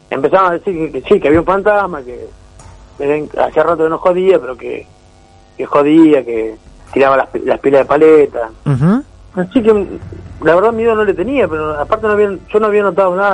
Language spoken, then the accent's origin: Spanish; Mar del Plata, Buenos Aires Province, Argentina; Eh, en, Buenos Aires.